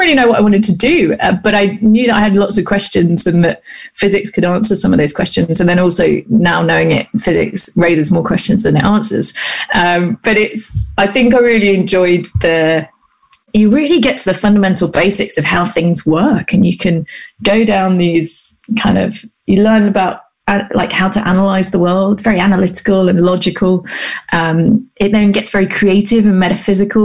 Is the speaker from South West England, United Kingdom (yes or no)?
yes; Gloucester, South West England, United Kingdom; I grew up in Gloucester, which is a little city in the southwest of the UK